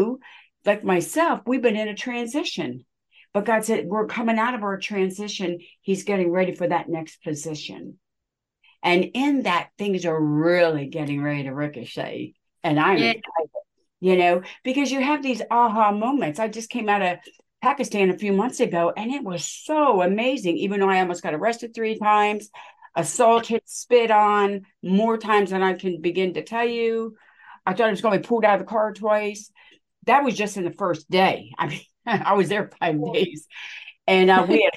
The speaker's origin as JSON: {"language": "English", "country": "United States", "said": "I am from America, but I am not white. I am Native American and Italian"}